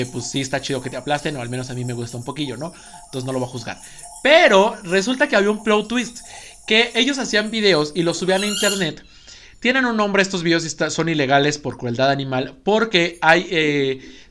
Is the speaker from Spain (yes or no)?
yes; Spain; Porque somos claramente españoles, entonces zoofobia.